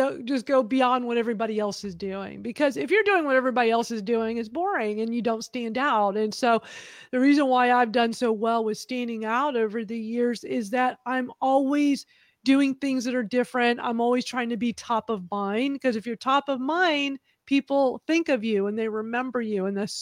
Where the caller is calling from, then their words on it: Houston, Texas, United States; I'm in Houston, Texas.